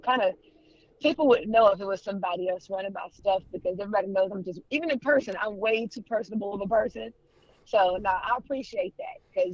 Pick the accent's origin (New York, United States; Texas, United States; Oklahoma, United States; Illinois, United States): Texas, United States; Houston; moved away as an adult; born and raised in Houston, Texas